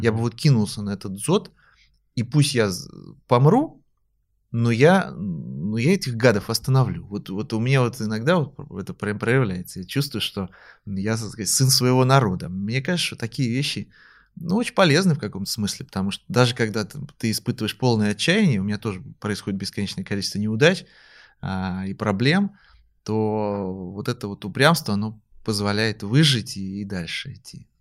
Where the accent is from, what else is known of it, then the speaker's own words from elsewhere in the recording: Moscow, Russia; я сам москвич